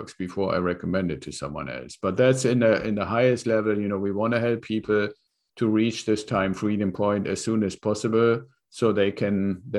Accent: Germany; moved away as an adult; now in California, United States; So I came here from Germany as part of an exchange program with the Air Force.

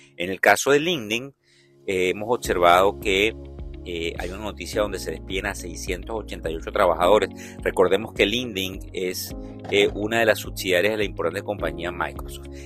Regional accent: Venezuela; como venezolano

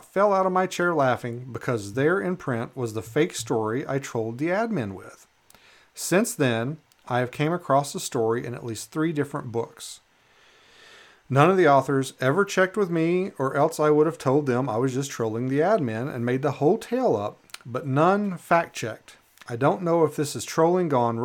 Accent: Western Kentucky, United States; now in Alaska, United States; where I grew up in Eastern Kentucky. I'm sorry, Western Kentucky

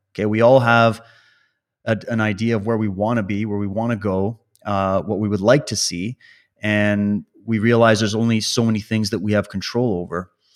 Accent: Saskatchewan, Canada; I grew up in Saskatchewan

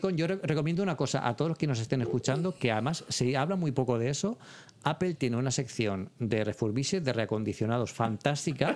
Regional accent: Elche, Valencian Community, Spain; moved away; yo soy de Elche, que es una, ciudad de Alicante yo tengo a mi, mi, familia, mi hermana, mi sobrino allí

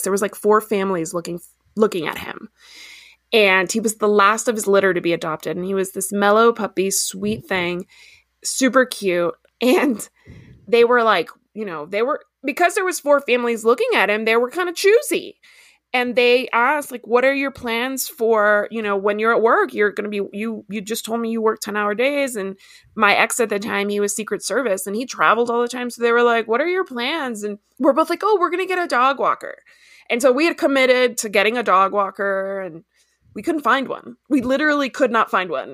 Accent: Ecuador; moved away; also born or lived in Miami, United States / Washington DC, United States / DeRidder, Louisiana, United States / El Paso, United States; I grew up in Ecuador

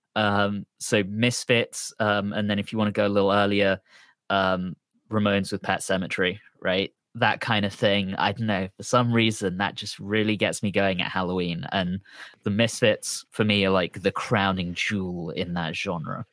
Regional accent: London, United Kingdom; I'm from London

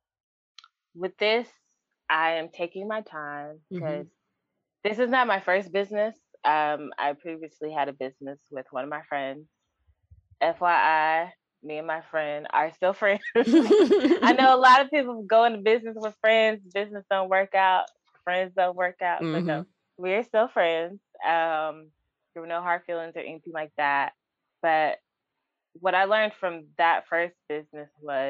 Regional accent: Atlanta, Georgia, United States; moved away as an adult; now in New York, United States; I am originally from Atlanta, Georgia.

